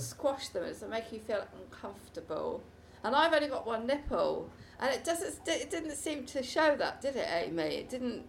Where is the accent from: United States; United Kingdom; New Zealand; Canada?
United Kingdom; Preseli Mountains, Wales; I was born in the Preseli Mountains